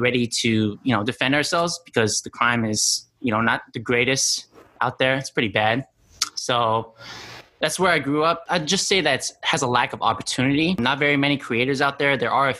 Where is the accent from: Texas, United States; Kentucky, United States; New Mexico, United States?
New Mexico, United States; Albuquerque; I am from Albuquerque, New Mexico. If you guys watch Breaking Bad, that's exactly where I'm from. It depicts New Mexico quite perfectly, actually.